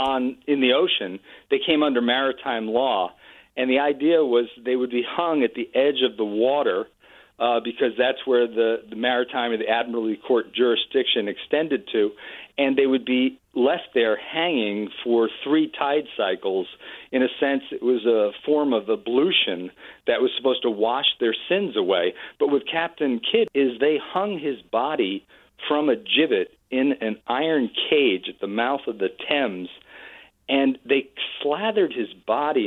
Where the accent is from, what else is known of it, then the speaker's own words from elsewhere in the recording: Marblehead, Massachusetts, United States; my hometown of Marblehead, Massachusetts